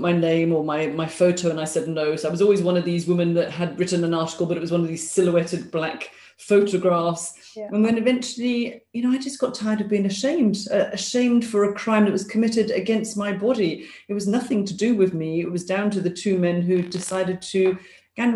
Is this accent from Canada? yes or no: no; London, United Kingdom; moved away as an adult; now in Glasgow, United Kingdom; I'm a Londoner living up in Scotland.